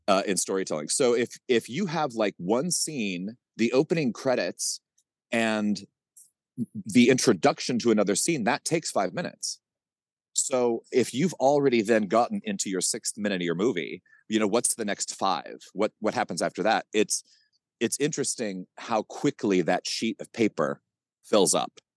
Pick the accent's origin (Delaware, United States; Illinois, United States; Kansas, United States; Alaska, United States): Kansas, United States; I grew up in Kansas